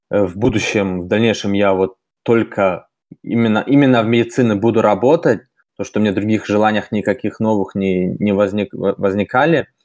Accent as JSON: {"language": "Russian", "country": "Germany", "tie": "born or raised there", "first_language": "Russian", "moved": "as an adult", "lives_now": "Saint Petersburg, Russia", "said": "мне 26 лет. Родился и вырос в Германии. Вот в 2016 году решил по обстоятельствам, можно сказать, переехать э, в Санкт-Петербург."}